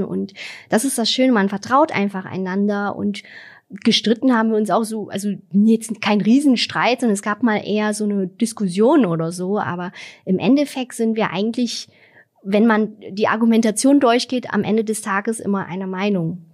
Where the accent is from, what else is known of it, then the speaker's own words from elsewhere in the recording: Vietnam; now in Germany; in Vietnam, wo ich herkomme